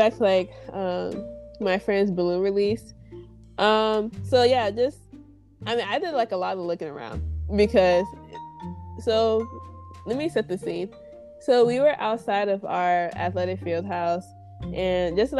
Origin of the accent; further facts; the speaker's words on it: Houston, Texas, United States; I'm from Ailey, Houston, Texas.